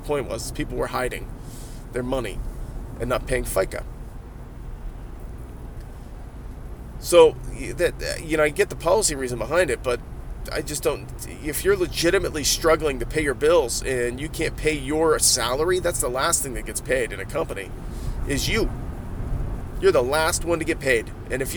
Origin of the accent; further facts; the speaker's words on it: Ohio, United States; I'm from Ohio.